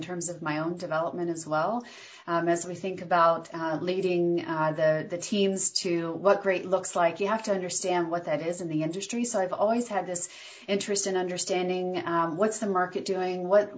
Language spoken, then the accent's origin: English; North Carolina, United States; I grew up in North Carolina and went to school at NC State